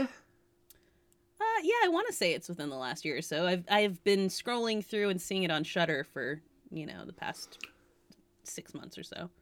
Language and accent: English; Massachusetts, United States; also born or lived in California; I'm obviously from Massachusetts